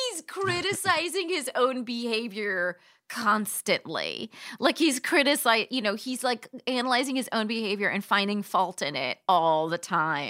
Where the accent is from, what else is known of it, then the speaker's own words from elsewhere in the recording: Palm Springs, California, United States; moved away; also born or lived in New York City; I'm from Southern California, I'm from Palm Springs